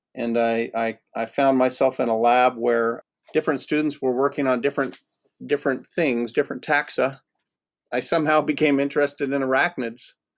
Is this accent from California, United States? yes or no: yes; Yreka, California, United States; also born or lived in Colorado / Wyoming; I grew up in Siskiyou County, uh, on the flanks of Mount Shasta, outside of Wairika